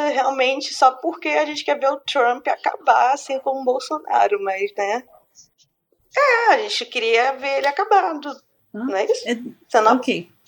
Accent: Porto Alegre, Rio Grande do Sul, Brazil; Eu sou de Porto Alegre, tô falando mal de São Paulo, eu posso.

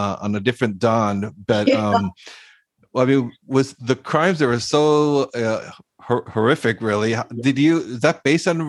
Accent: Costa Rica; now in United States; I grew up in Costa Rica, and so I'm originally from there. I live in the States now. I've been living in the States for like 30 years

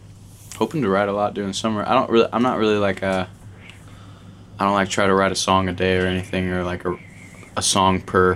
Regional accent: Buford, Georgia, United States; moved away; I'm from Buford, Georgia. That's like 45 minutes outside of Atlanta. I grew up there my whole life.

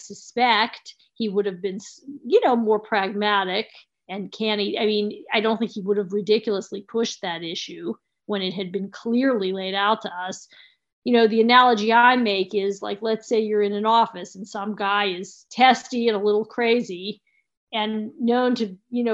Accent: United States; as an American taxpayer

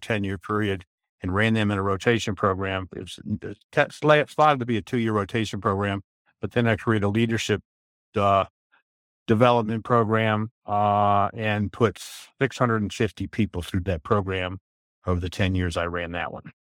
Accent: Maryland, United States; moved away as an adult; also born or lived in Van Nuys, California / North Carolina; now in Elizabethtown, United States; we moved up to Maryland, and I lived in Maryland from nineteen fifty-six until, uh, my wife and I, I retired

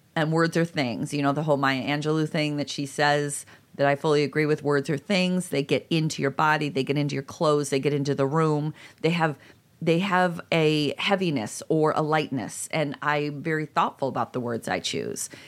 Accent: Illinois, United States; I'm from Illinois, but right this Midwestern area

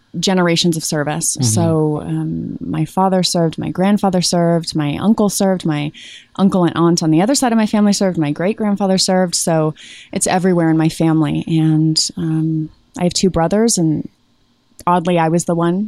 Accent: Colorado, United States; also born or lived in Virginia; now in California, United States; I'm from Colorado

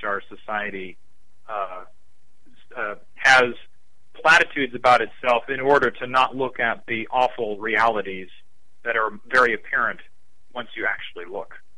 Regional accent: Lakewood, Ohio, United States; also born or lived in Cleveland, Ohio; I'm from Lakewood, the first suburb west

